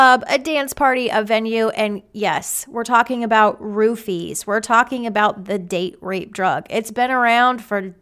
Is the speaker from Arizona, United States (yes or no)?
yes; Arizona, United States; moved away as an adult; now in Texas, United States; I am from Arizona